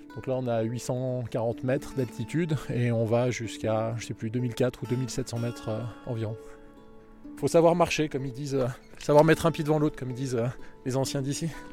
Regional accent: Annecy, Auvergne-Rhône-Alpes, France; j'ai grandi sur Annecy

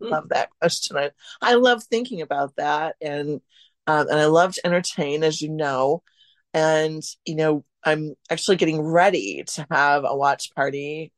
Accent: Central Wisconsin, United States; I'm talking to you from now at my hometown, uh, Central Wisconsin

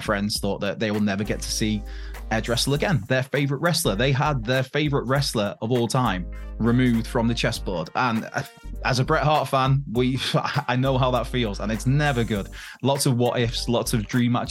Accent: Wales, United Kingdom; in the capital of Wales as a Welshman

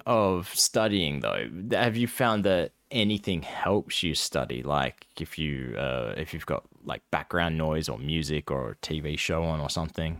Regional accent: United States; We're American.

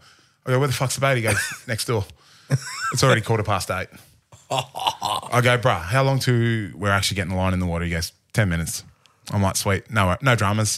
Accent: Port Macquarie, New South Wales, Australia; I grew up in Port Macquarie and my old man goes fishing every day

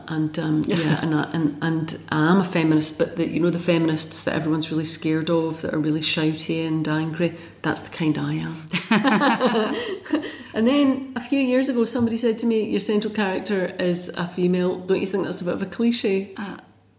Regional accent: London, United Kingdom; now in Scotland, United Kingdom; I grew up in South London and I came to Scotland

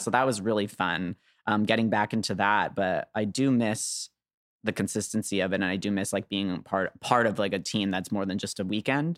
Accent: Canada; I'm a Canadian

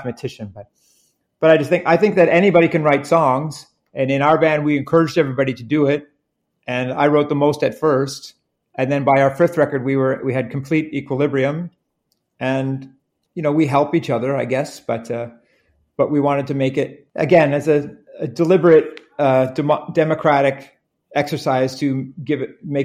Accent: Canada; we're from Canada, and being from Canada

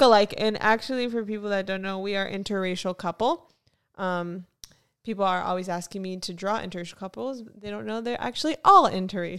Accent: Fort Lauderdale, Florida, United States; also born or lived in North Carolina; now in Los Angeles, United States; I am from Florida, Fort Lauderdale

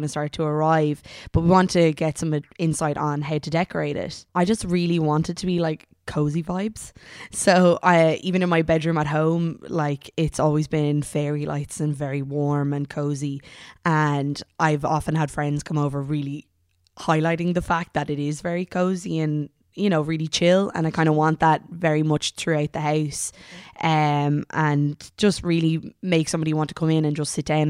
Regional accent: Dublin, Leinster, Ireland; I'm from Dublin, and I've recently just bought a house in Dunleary with my boyfriend Dan.

